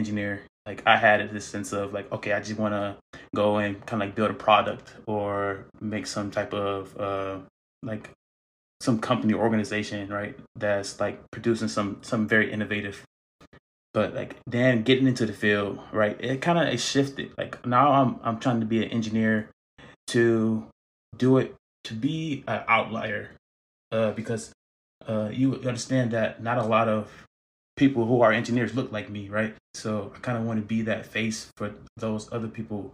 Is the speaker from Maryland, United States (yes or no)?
no; Saginaw, Michigan, United States; moved away as an adult; also born or lived in Flint, Michigan; now in California, United States; so I was born in Flint and I was raised in Saginaw, Michigan